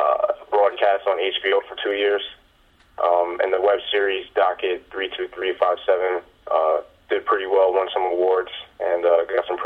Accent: New York, United States; I'm from New York

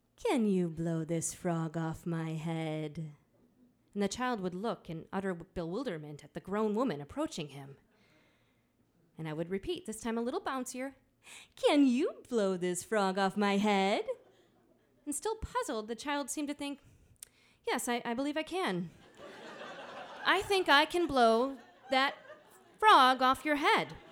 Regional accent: Midwest, United States; accent: nasally Midwestern; moved away; also born or lived in Johnson City, Tennessee; my nasally Midwestern accent

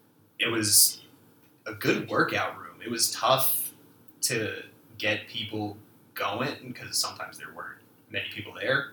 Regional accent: Westchester County, New York, United States; moved away; I grew up in Westchester County, which is a really nice place

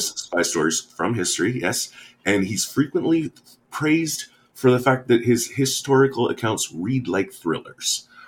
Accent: United States; as an American

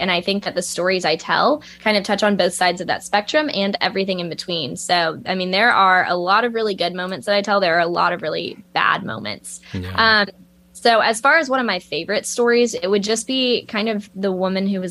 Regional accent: Lexington, Kentucky, United States; moved away as an adult; also born or lived in Georgia; now in Columbia, United States; they moved to Lexington, Kentucky, which is my hometown

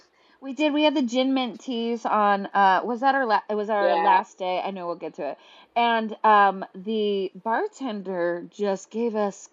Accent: Sacramento, California, United States; as somebody from California, I grew up in Northern California, I grew up in Sacramento.

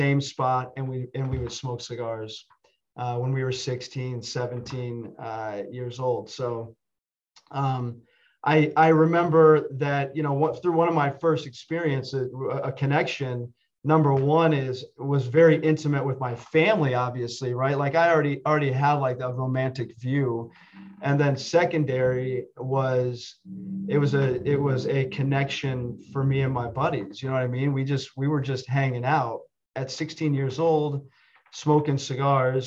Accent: Findlay, Ohio, United States; my dad's office growing up in Findlay, Ohio, was on the second floor of a building

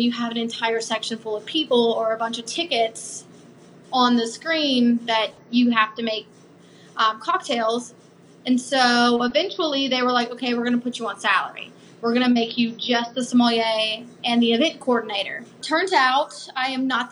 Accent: Georgia, United States; moved away; I'm actually from Georgia. So my family lives in Atlanta. So I was going to move back home

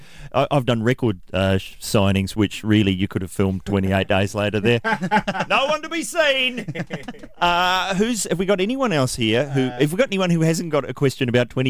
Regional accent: New Zealand; I'm from New Zealand

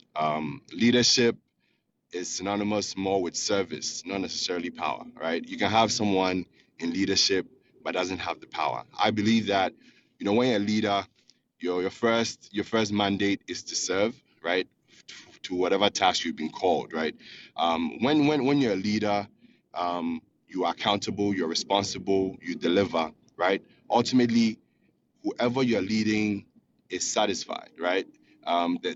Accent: Ghana; now in Houston, United States; I'm calling from Houston, Texas. I'm originally from Ghana

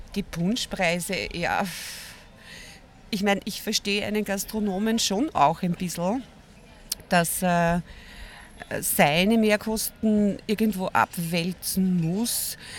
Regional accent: Vienna, Austria; ich bin aus Wien

